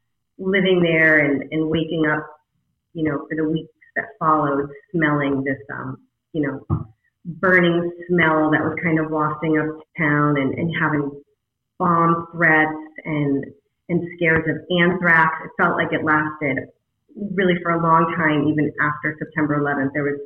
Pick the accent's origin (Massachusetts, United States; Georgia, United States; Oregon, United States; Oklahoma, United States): Massachusetts, United States; Boston; moved away as an adult; also born or lived in Syracuse, New York / New York City / Lake Tahoe, California; I was from Boston